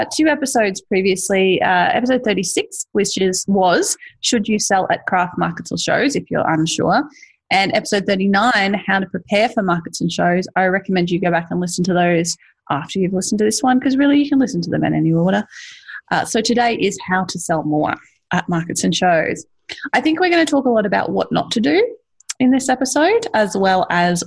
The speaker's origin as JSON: {"language": "English", "country": "Australia", "accent": "Ocker", "said": "I have a bit more of an Ocker accent than you"}